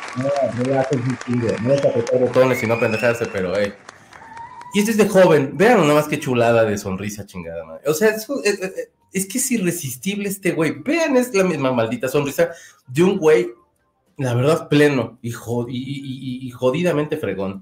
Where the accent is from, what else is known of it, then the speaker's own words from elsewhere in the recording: Mexico; soy de México